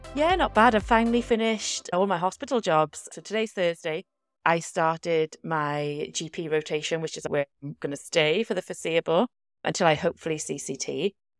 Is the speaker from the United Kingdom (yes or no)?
yes; South Wales Valleys, United Kingdom; I'm from the South Wales Valleys